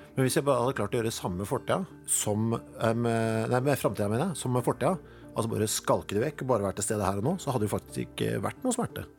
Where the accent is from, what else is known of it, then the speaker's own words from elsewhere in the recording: Norway; jeg er norsk